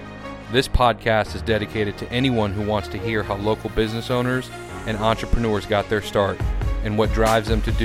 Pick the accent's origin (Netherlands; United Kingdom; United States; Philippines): United States; Tampa, Florida; I was born and raised in Tampa.